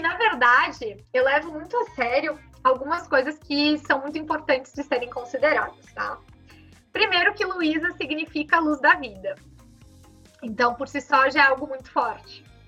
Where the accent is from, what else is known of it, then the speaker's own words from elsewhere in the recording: Farroupilha, Rio Grande do Sul, Brazil; nasci e me criei em Farroupilha e sigo aqui por enquanto